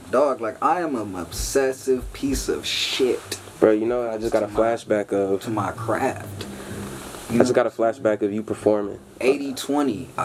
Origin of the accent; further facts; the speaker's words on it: Long Beach, California, United States; I'm from Long Beach, California, North Side, but all Long Beach. I lived everywhere from Artesia to Ocean.